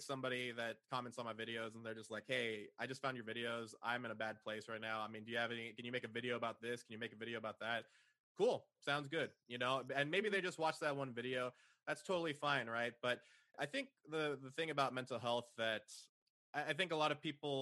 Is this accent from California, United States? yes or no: yes; San Jose, California, United States; moved away as an adult; now in Austin, United States; I was originally from San Jose over in the Silicon Valley